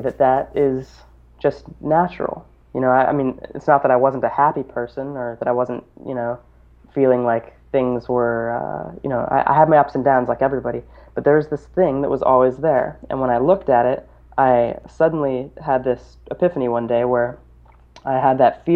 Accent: Boulder, Colorado, United States; I grew up in Boulder, Colorado, which has over 300 days of sunshine a year

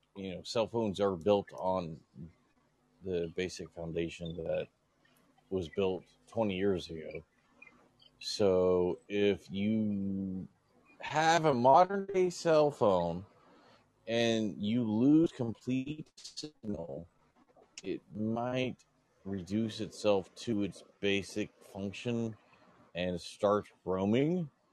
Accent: Florida, United States; I'm from Florida

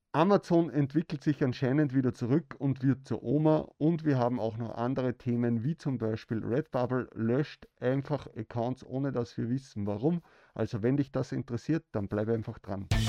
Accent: Austria; Bei uns in Österreich

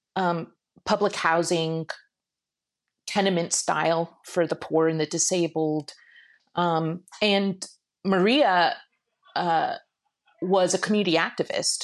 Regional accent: Shiraz, Fars, Iran; moved away; I was born in Iran, and I was very interested in taking a semester and going to Iran and working with a nomadic tribe, uh, near where I was born in Shiraz

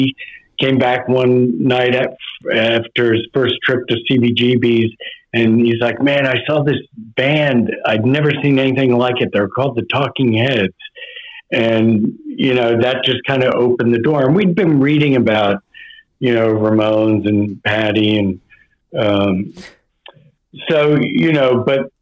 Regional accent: New Jersey, United States; we're from Jersey.

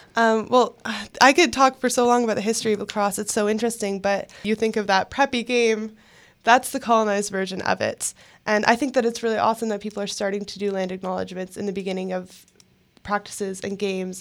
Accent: Oshawa, Ontario, Canada; I grew up in Oshawa

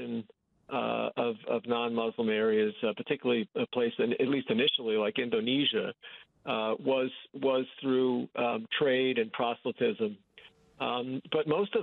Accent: New York, United States; I grew up in New York State

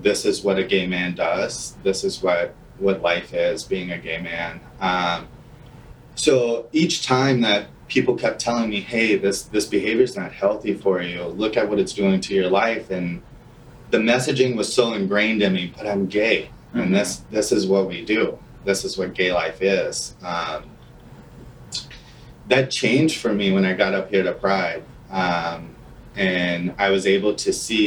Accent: New Orleans, Louisiana, United States; moved away as an adult; now in Minneapolis, United States; I'm originally from New Orleans, Louisiana

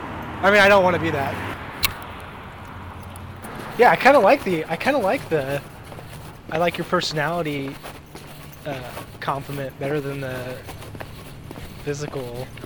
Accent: Ridgecrest, California, United States; now in Sacramento, United States

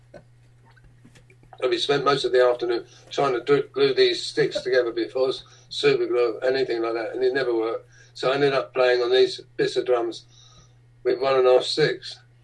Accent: London, United Kingdom; when I was a little boy uh, growing up in the East End of London

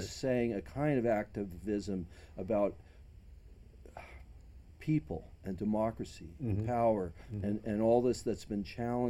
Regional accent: Levittown, United States; moved away; I'm originally from Levittown.

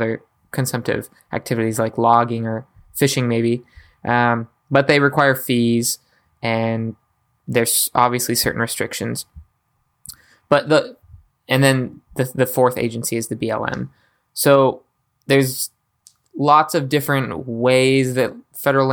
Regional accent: United States; we as the American people

